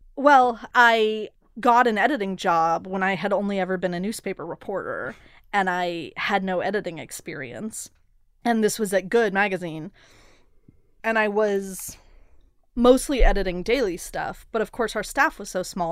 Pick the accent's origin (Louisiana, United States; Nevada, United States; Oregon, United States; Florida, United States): Oregon, United States; Portland; moved away; I grew up in part in Portland